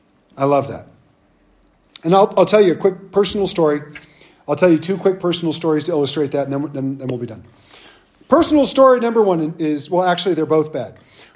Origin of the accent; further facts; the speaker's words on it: Southern California, United States; moved away as an adult; also born or lived in North Dakota; I grew up in Southern California